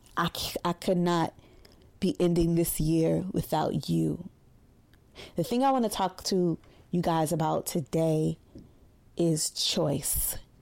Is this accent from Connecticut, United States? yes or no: no; New York City, New York, United States; we're from Brooklyn